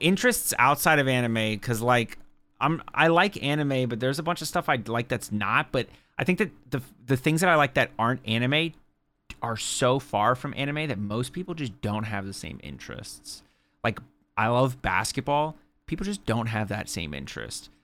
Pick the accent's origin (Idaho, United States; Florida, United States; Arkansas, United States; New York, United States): Florida, United States